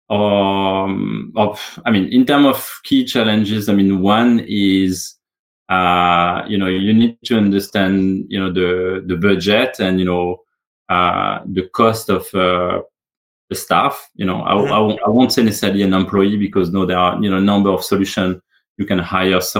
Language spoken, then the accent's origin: English; Australia; no, I'm Australian. I can say that, you know, the um, Medicare system is, you know, very very generous.